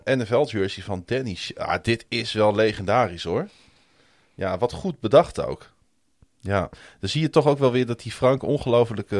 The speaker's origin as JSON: {"language": "Dutch", "region": "Groningen", "country": "Netherlands", "tie": "born or raised there", "said": "ik ben natuurlijk geboren en getogen in Groningen"}